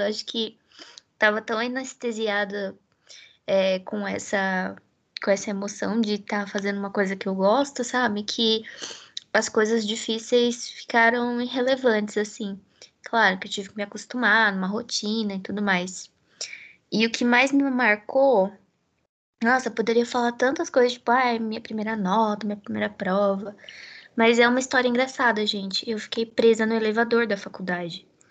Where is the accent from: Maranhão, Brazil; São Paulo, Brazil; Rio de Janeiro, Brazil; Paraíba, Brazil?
São Paulo, Brazil; Americana; moved away as an adult; now in Campinas, Brazil; Eu sou de Americana